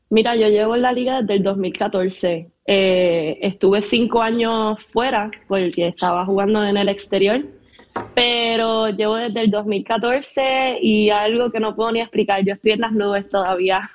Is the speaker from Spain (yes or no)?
no; Ponce, Puerto Rico; also born or lived in Corozal; a mi ciudad, a Ponce, donde crecí, nací, me hice